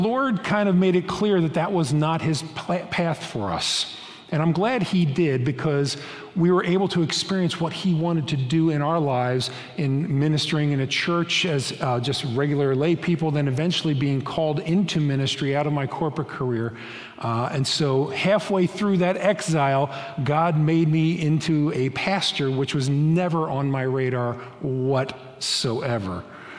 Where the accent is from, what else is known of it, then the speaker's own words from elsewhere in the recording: Lancaster, Pennsylvania, United States; moved away as an adult; also born or lived in New Jersey; My wife Sharon and I grew up and were born and raised in Lancaster, Pennsylvania, about a mile and a half apart from each other, yet we didn't meet until we were 21. That's a story for another day. We moved to New Jersey for 36 years.